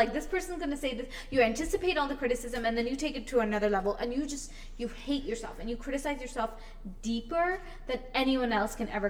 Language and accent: English; India; this is a shit that you have to constantly deal with as an Indian woman.